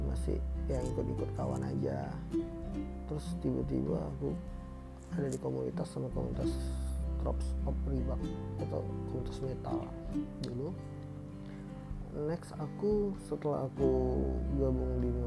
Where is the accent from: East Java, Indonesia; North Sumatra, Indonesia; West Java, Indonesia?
North Sumatra, Indonesia; Medan; Aku dari Medan, aku pengen ngebahas soal Medan-Medan aja